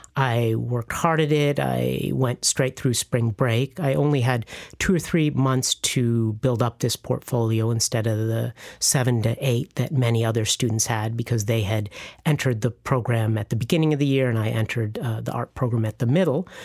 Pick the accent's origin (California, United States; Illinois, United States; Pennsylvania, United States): Illinois, United States; moved away as an adult; also born or lived in Chicago / Bolivia; now in Florida Keys, United States; I ended up at my hometown school, the University of Illinois